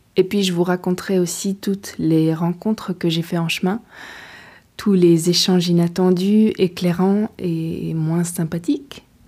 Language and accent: French; Belgium; Je suis belge et jusqu'ici je poursuis mon chemin d'apprenti écrivain en Belgique.